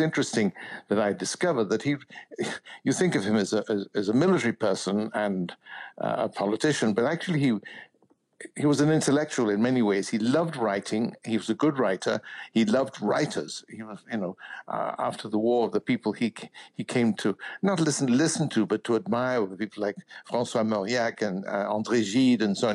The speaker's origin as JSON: {"language": "English", "country": "United Kingdom", "said": "as a Brit"}